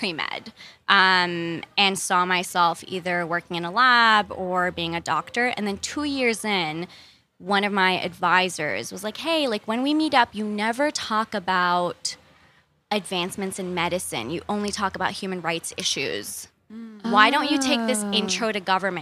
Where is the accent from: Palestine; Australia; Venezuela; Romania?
Palestine; Ramallah, West Bank; moved away as an adult; now in United States; I grew up in Palestine.